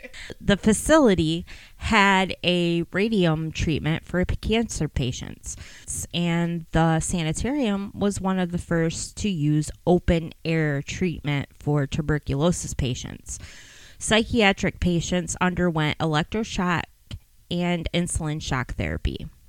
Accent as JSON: {"language": "English", "region": "Michigan", "country": "United States", "tie": "born or raised there", "said": "The funny thing is, I grew up in Western Wayne County, and I didn't know anything about Eloise until I started working in news."}